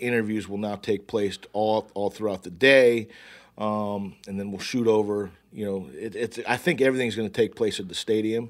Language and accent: English; West Coast, United States; I'm from the West Coast.